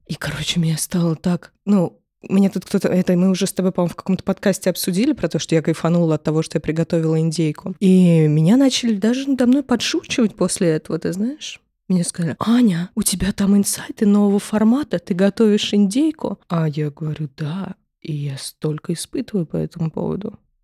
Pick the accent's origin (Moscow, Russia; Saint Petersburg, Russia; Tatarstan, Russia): Moscow, Russia; я вот всю жизнь живу в родном городе